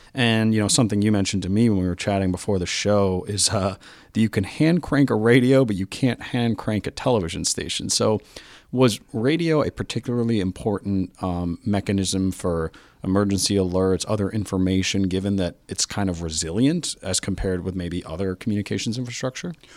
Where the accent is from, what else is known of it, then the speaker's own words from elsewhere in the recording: New York City, New York, United States; I'm from New York City, of course.